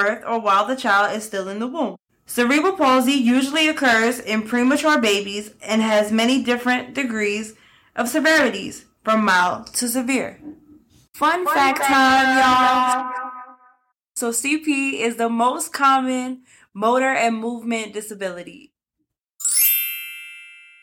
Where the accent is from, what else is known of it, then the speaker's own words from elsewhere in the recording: New York City, New York, United States; also born or lived in Vermont / Tennessee; I'm from New York City, originally from the Bronx